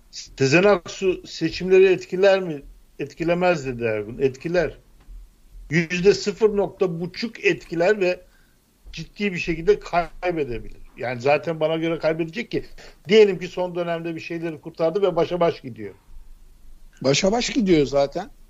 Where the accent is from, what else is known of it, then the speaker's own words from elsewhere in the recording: Black Sea Region, Turkey; ben Karadenizliyim.